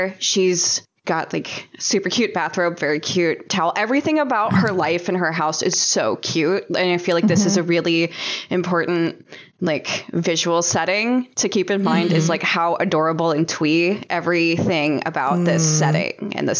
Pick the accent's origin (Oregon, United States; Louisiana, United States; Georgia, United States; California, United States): Louisiana, United States; near Slidell; Slidell, Louisiana, which is actually very close to my hometown.